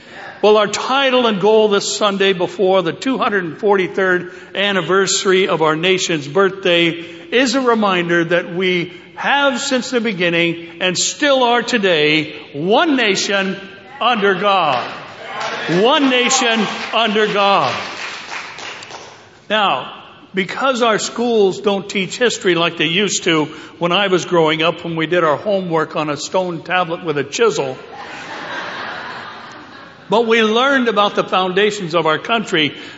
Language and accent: English; United States; So what is our role as American Christians today in the political arena?